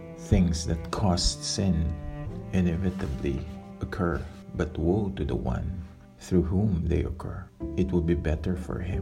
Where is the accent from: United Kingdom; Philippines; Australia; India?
Philippines; I am from the Philippines.